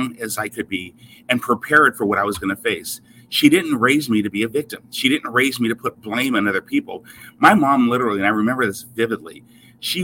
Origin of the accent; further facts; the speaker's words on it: Seattle, Washington, United States; I was raised in Seattle, Washington